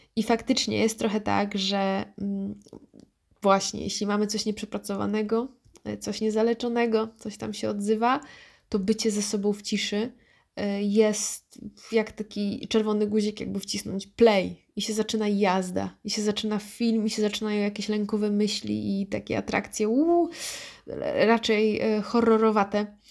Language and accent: Polish; Wrocław, Lower Silesian Voivodeship, Poland; ja jestem z Wrocławia